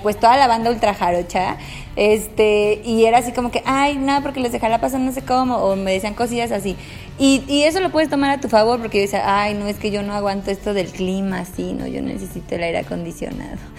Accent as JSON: {"language": "Spanish", "country": "Mexico", "said": "yo que de México"}